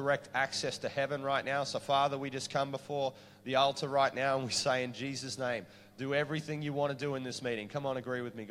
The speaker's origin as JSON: {"language": "English", "region": "Queensland", "country": "Australia", "said": "I'm from Queensland"}